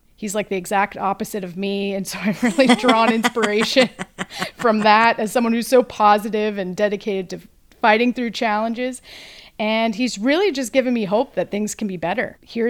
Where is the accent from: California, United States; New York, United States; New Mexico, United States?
California, United States; Southern; I grew up in Southern California